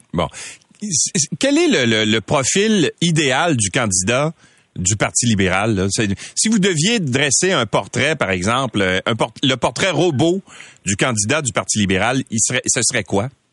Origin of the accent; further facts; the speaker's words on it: Quebec, Canada; chez nous au Québec